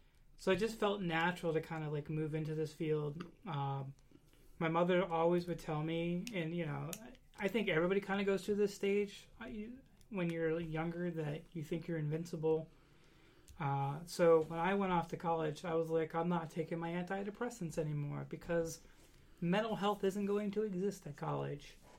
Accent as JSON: {"language": "English", "region": "Western Pennsylvania", "country": "United States", "said": "I'm from Western Pennsylvania, so we have the shower that's in the basement"}